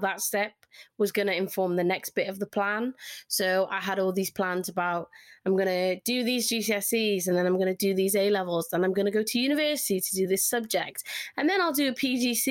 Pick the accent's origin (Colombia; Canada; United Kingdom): United Kingdom; Cardiff, Wales; accent: Welsh twang; now in Greater Manchester, United Kingdom; I loved growing up in Cardiff